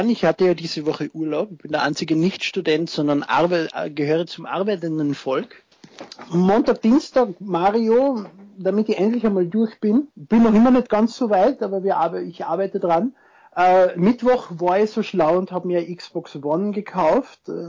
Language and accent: German; Austria; ich bin Österreicher. Ich freue mich sehr über die positive Resonanz zu meiner Stimme, aber ich bin nicht der Lustige mit dem bayerischen Akzent. ich versuche eh, so weit wie möglich Hochdeutsch zu sprechen, aber man verfällt halt ein wenig in den Dialekt.